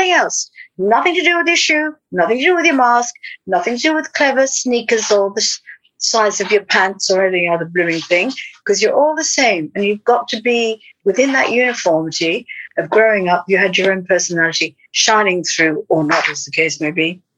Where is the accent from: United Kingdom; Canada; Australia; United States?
Australia; In Australia, but I never did grow up.